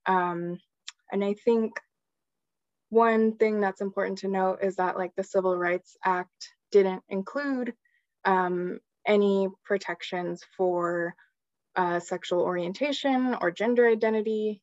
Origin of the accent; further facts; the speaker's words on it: San Gabriel Valley, California, United States; I'm a queer Chicana and I grew up in the San Gabriel Valley